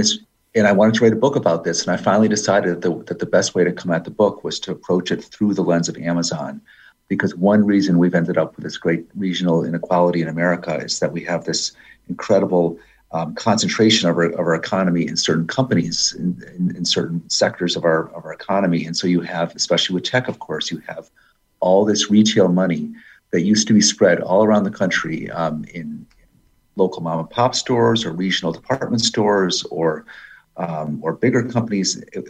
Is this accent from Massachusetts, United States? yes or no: yes; Pittsfield, Massachusetts, United States; growing up in Pittsfield in western Massachusetts, 2.5 hours west of Boston, right on the New York line. Used to be a very, very prosperous middle-class city fueled by General Electric, which had a big presence there in Pittsfield.